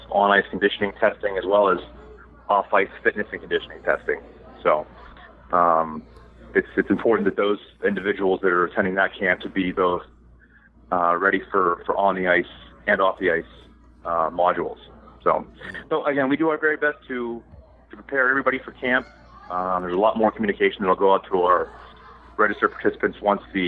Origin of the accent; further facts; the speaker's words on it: Pittsburgh, Pennsylvania, United States; I'm from Pittsburgh